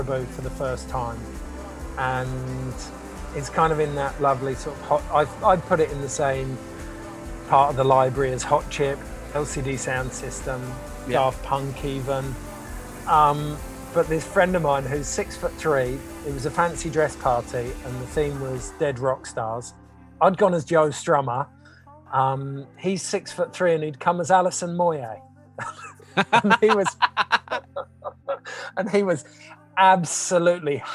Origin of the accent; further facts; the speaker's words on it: Forest of Dean, South West England, United Kingdom; moved away as an adult; now in New Zealand; I grew up in the Forest of Dean, in the 90s